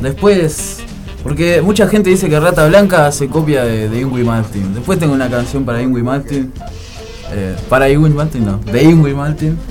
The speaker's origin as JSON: {"language": "Spanish", "country": "Uruguay"}